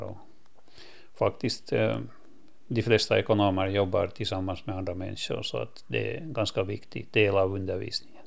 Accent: Lappo, Åland Islands; Det här är min hemö och eh, min fars släkt kommer härifrån sedan många generationer.

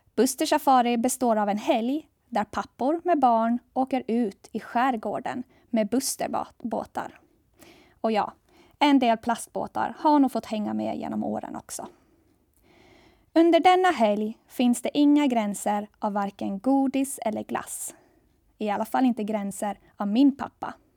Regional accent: Saltvik, Åland Islands; also born or lived in Gothenburg, Sweden / Jönköping, Sweden; Jag växte upp i Saltvik, i Kroklund

